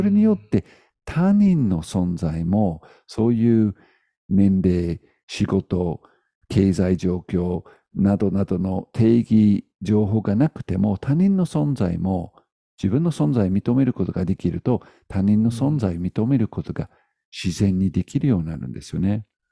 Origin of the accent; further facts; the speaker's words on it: United Kingdom; moved away; 僕は、うんまあ、イギリス人なんですよね。イギリス人なので、まあ、こういう見た目です。